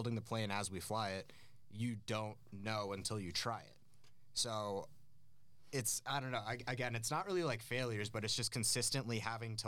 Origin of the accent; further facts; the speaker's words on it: Aspen, Colorado, United States; now in Denver, United States; I grew up in Aspen, Colorado